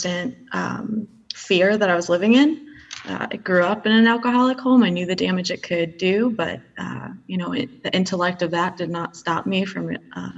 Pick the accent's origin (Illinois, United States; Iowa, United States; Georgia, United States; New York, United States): New York, United States; I grew up in New York